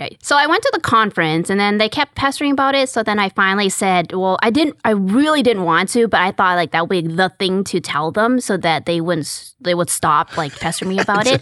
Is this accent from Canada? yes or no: yes; Calgary, Alberta, Canada; moved away as an adult; now in Houston, United States; I'm actually Canadian. I'm from Calgary, Alberta